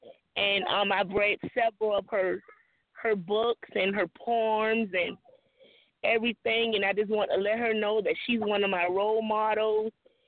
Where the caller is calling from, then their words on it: Savannah, Georgia, United States; I'm calling from Savannah, Georgia.